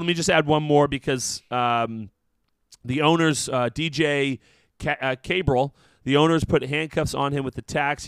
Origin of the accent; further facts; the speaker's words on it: New Jersey, United States; I'm from New Jersey.